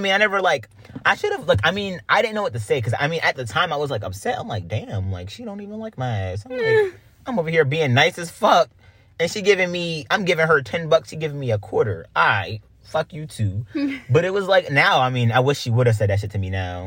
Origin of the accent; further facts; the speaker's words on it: Greenville, United States; moved away; we come from Greenville